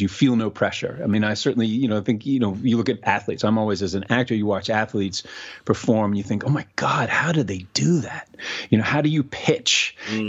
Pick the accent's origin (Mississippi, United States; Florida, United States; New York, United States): New York, United States; New York City; moved away as an adult; now in Los Angeles, United States; growing up in New York City and having access to all that theater